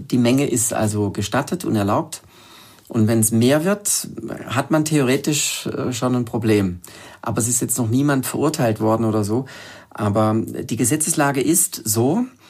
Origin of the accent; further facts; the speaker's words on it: Germany; ich bin am Bodensee unten aufgewachsen